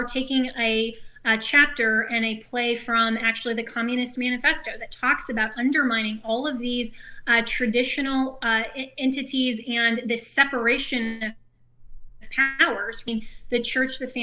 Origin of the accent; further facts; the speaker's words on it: Colorado, United States; my home state, Colorado